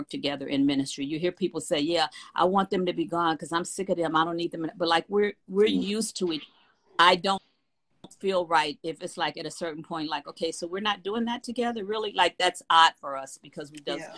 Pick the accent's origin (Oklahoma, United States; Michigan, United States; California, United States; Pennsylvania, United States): California, United States; Los Angeles; I'm from Watts, California